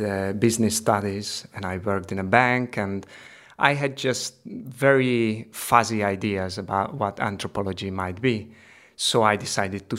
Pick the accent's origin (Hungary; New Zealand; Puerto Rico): Hungary; Budapest; moved away as an adult; also born or lived in Barcelona; now in Ripollet, Spain; I'm Hungarian. I'm from Hungary, from Budapest.